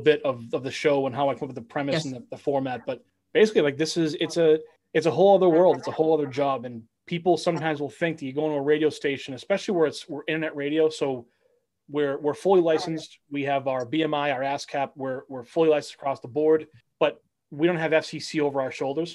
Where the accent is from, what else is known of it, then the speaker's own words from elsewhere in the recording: Westford, Massachusetts, United States; my family is all from the city. They're from Medford, Somerville, Winter Hill. We do have the country living with a city mentality